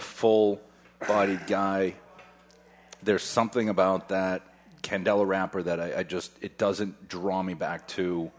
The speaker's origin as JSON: {"language": "English", "country": "United States", "said": "I'm American."}